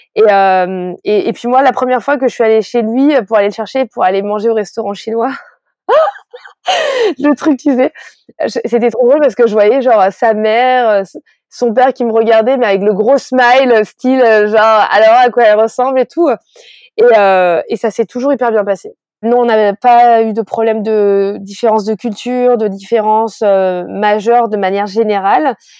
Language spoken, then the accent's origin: French; France; je suis née en France